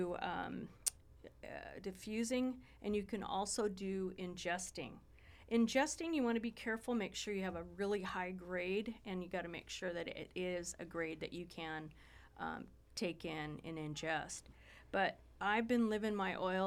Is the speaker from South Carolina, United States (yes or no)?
no; Ojai, California, United States; I grew up in Ojai, a lot of hippies there